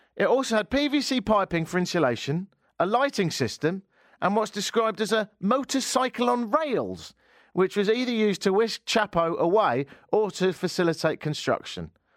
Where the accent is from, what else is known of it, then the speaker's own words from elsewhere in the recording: England, United Kingdom; I am English